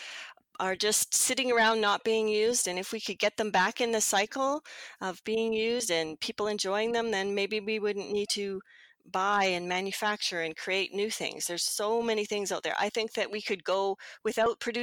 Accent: Edmonton, Alberta, Canada; I live in Edmonton. I was born in Edmonton. My parents were born in Edmonton

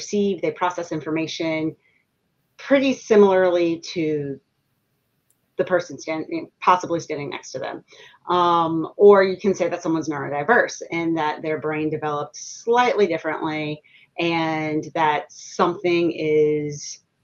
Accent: New Orleans, Louisiana, United States; now in Baton Rouge, United States; I grew up in New Orleans

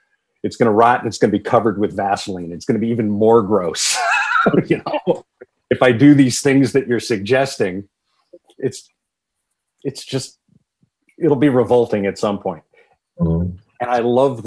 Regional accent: Poughkeepsie, New York, United States; also born or lived in Los Angeles / Huntington Beach / Armonk; I grew up in the Hudson Valley in Dutchess County, just outside of Poughkeepsie

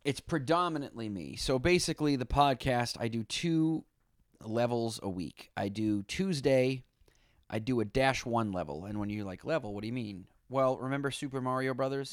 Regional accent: Boston, Massachusetts, United States; now in New York, United States; I'm from Boston, live in New York.

